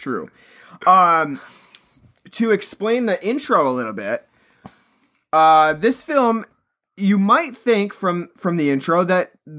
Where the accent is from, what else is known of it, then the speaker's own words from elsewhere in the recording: United States; I'm American. I have Irish descent in me. Irish and Scottish. I believe … is Scottish.